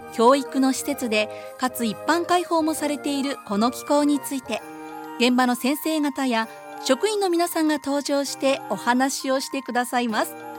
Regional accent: Nara, Japan; moved away; 私も大学までは奈良の、はいはい、関西の方におりまして

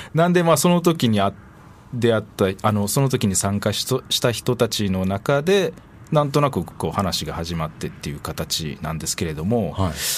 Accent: Osaka, Japan; moved away as an adult; also born or lived in Ota, Tokyo; 生まれは大阪ですね

